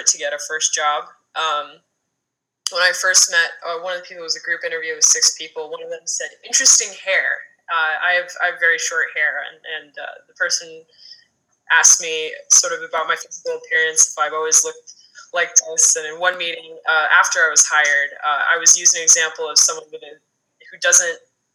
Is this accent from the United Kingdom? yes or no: no; Canada; also born or lived in United States; now in Los Angeles, United States; I'm originally from Canada, actually, but I've been living in the U.S. for 16, 17 years